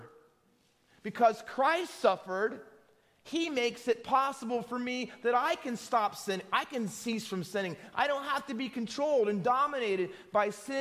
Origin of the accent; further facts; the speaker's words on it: New Jersey, United States; also born or lived in London, United Kingdom; My dad was stationed here with Mobile Oil Company for about 18 months, and I was born here